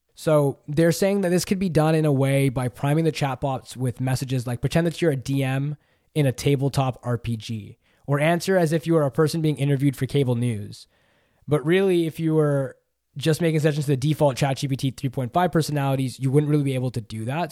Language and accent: English; Canada; I'm Canadian